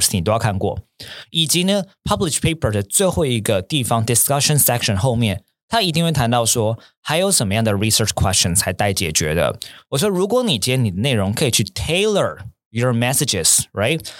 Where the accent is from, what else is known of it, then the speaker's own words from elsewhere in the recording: Taipei, Taiwan; also born or lived in Tianmu; 比如说我跟好学校的老板阿诺哦，我们可能小时候都是在我们原生家庭都在天母。